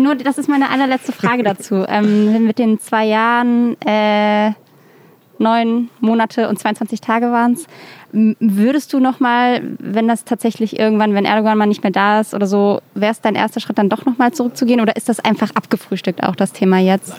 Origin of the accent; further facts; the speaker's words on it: near Mainz, Rhineland-Palatinate, Germany; now in Berlin, Germany; ich komme doch aus der Nähe von Mainz